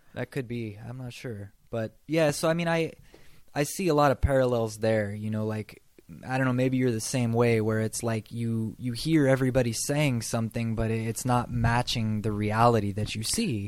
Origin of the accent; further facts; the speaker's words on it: across the river from Portland, Washington, United States; moved away as an adult; now in Texas, United States; the place where I'm from is across the river from Portland in Washington State, and so it's kind of weird because uh, we're not a big city where I'm from, but because we're so close to Portland, we're kind of like a suburb of Portland. Um, so it's just kind of like nothing really going on there